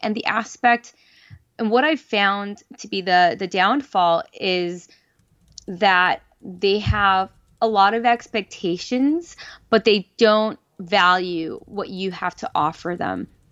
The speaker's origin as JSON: {"language": "English", "town": "Los Angeles", "region": "California", "country": "United States", "said": "I'm from Los Angeles"}